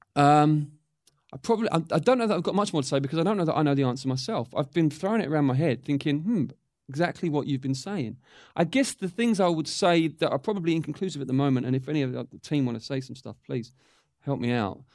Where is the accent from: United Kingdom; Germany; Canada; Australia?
United Kingdom; England; as English people